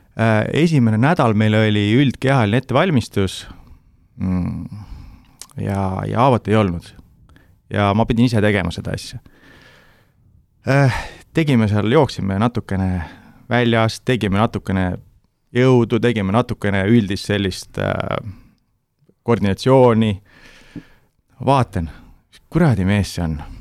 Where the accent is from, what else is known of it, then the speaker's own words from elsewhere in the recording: Türi, Järva County, Estonia; ma olen Türilt pärit